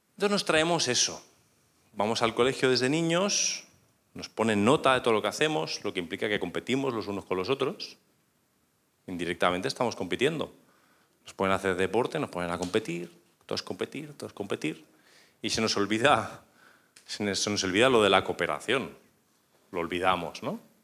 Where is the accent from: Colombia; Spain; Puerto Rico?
Spain; northern Spain; yo soy español y del norte